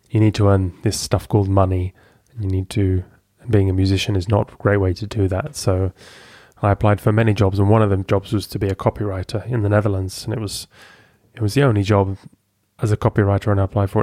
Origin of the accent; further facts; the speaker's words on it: Lincoln, East Midlands, United Kingdom; moved away as an adult; also born or lived in Amsterdam; In England, Lincoln in England